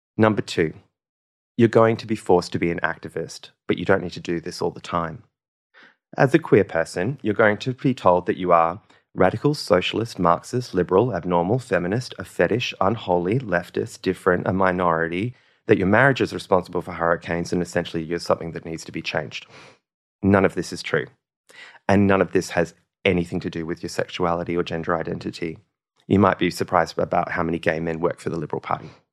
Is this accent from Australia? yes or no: yes; Western Australia, Australia; born or raised there; also born or lived in Norseman / Kalgoorlie / Esperance / Derby